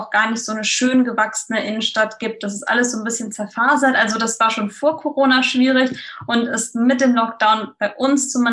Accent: Frankfurt, Hesse, Germany; now in Quickborn, Germany; Also ich kenne das ja als Frankfurterin selbst. Wenn man mal was schön haben wollte, dann ist man so in die Orte gefahren, in Taunus Spessart und so weiter

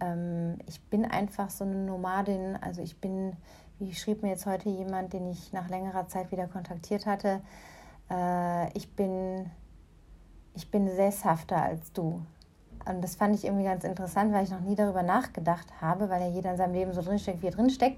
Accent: Germany; moved away as an adult; now in North Africa; meine Heimat aus der Ferne hier aus Nordafrika

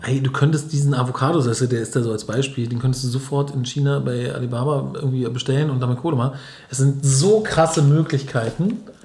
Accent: Berlin, Germany

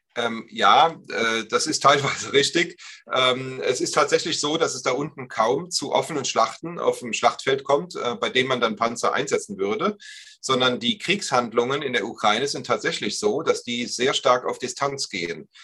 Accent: Germany; wir Deutschen

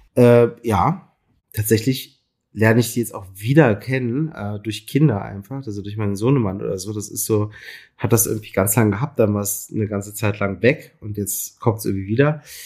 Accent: Berlin, Germany; ich bin ja Berliner, in Berlin geboren und äh, bis auf einen kleinen Zwischenstopp in Mainz äh, und Lüneburg zum Studieren ähm, immer irgendwie in, in, in Berlin gelebt

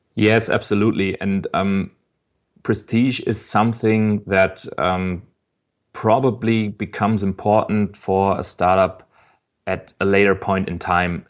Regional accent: Frankfurt, Hesse, Germany; I'm from Frankfurt. I was born here

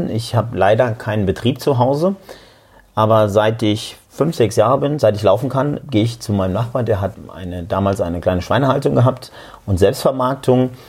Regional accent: Saarland, Germany; born there; Ich bin gebürtig aus dem Saarland

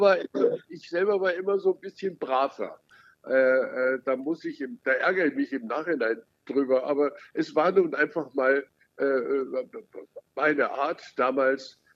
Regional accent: Lake Starnberg, Bavaria, Germany; ich bin ja am Starnberger See groß geworden

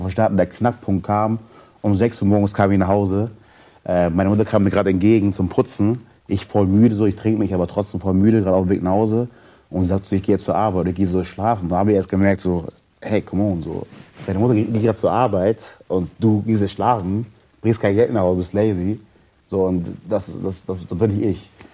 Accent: Germany; ich lebe in Deutschland, ich bin hier groß geworden, ich bin hier geboren

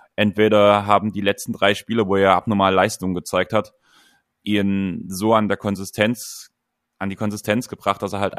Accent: a village near Dresden, Saxony, Germany; zwei Dörfer weiter als ich, bevor wir nach Dresden gezogen sind

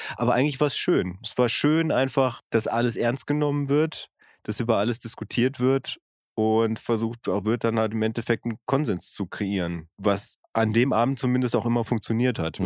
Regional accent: North Rhine-Westphalia, Germany; als geboren und aufgewachsener aus Westfalen

